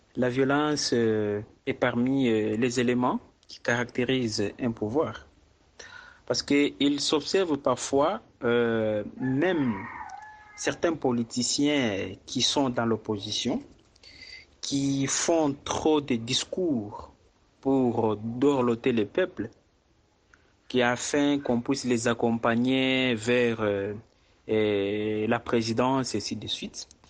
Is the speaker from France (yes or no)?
no; DR Congo; ici chez nous en RDC